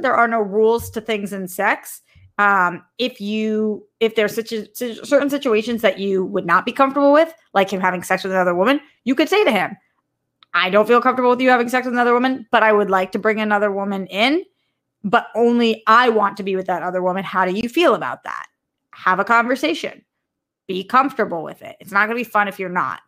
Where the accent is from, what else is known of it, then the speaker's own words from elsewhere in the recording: Boston, Massachusetts, United States; accent: Bostonian; The way that I say dot com is, like, such a Bostonian